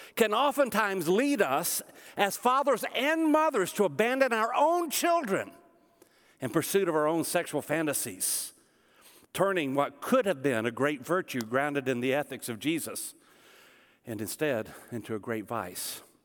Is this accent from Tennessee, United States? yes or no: yes; Smyrna, Tennessee, United States; also born or lived in Nashville, Tennessee; I grew up in Smyrna, Tennessee